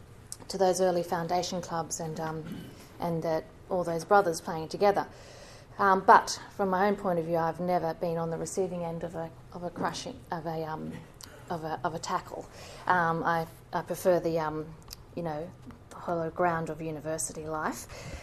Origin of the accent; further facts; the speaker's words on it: Sydney, New South Wales, Australia; I grew up in Western Sydney and now live over on the over Eastern Beaches